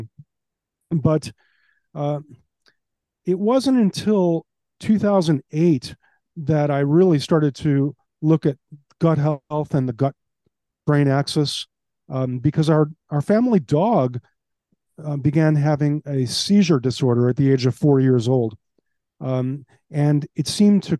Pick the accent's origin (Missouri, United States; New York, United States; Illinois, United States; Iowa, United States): Illinois, United States; Chicago; now in Palm Beach County, United States; I was raised in Chicago.